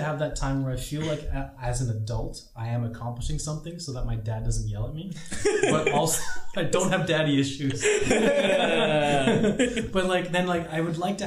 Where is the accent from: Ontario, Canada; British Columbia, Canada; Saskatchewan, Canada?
British Columbia, Canada; Vancouver; moved away as an adult; now in Prague, Czech Republic; I am from Vancouver, BC, Canada.